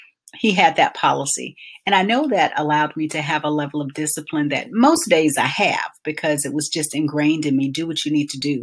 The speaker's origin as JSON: {"language": "English", "town": "Albany", "region": "Georgia", "country": "United States", "tie": "born or raised there", "said": "growing up in Albany, Georgia"}